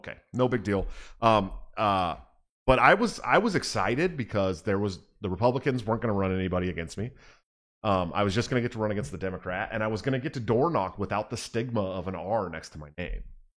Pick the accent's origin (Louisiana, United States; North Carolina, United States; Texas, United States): North Carolina, United States; I am proud of my home state, North Carolina, getting greater than 50K registered libertarians.